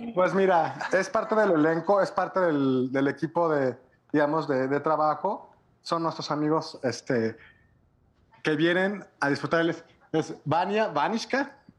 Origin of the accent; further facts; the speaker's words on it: Mexico; nosotros como productores o como promotores mexicanos